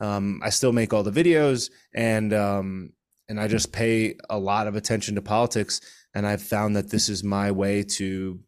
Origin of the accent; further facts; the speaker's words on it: Connecticut, United States; I'm originally from Connecticut. I live in South Florida